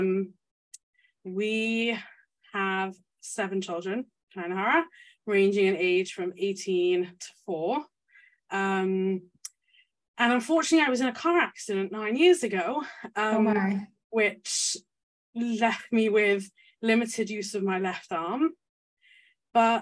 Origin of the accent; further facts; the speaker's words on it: London, United Kingdom; moved away as an adult; now in Leeds, United Kingdom; I grew up in London in a big Chabad community